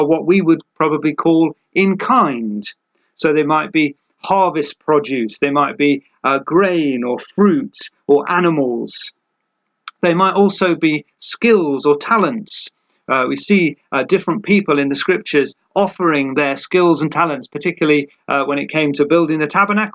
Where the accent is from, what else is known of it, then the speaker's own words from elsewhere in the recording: United Kingdom; for us as British people